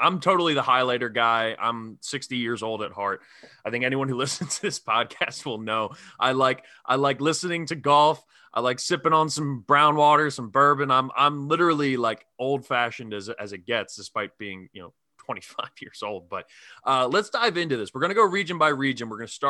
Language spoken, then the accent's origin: English; Philadelphia, Pennsylvania, United States; I'm all the way out on the East Coast. I grew up in Philly, and yet I have this weird attachment to Gonzaga.